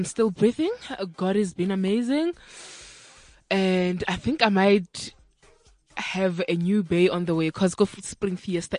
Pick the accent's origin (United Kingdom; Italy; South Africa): South Africa; Limpopo; I'm from Limpopo. I don't live that far from University of Limpopo.